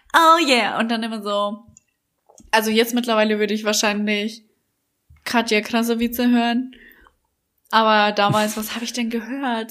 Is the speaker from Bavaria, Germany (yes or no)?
yes; Bavaria, Germany; accent: Bavarian; now in Berlin, Germany; mit meinem bayerischen Dialekt